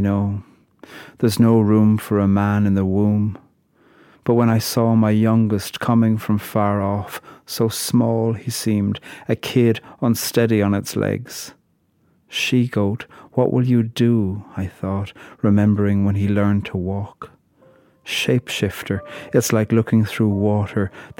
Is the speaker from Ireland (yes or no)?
yes; Ireland; I'm a poet from Ireland.